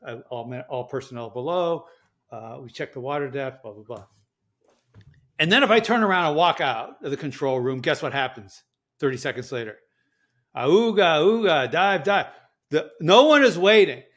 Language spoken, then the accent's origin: English; Berkeley, California, United States; I was born in Berkeley, California